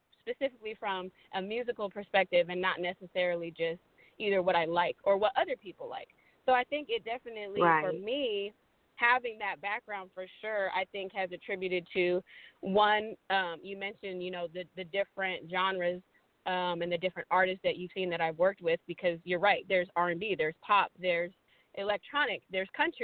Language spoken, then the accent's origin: English; Sacramento, California, United States; also born or lived in Michigan; now in Los Angeles, United States; I moved to California when I was in elementary school, and California has been my home ever since.